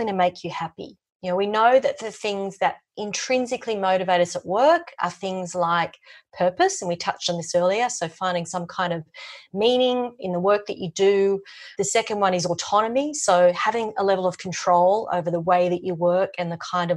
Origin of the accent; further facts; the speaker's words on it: Sydney, New South Wales, Australia; moved away as an adult; now in Melbourne, Australia; I was from Sydney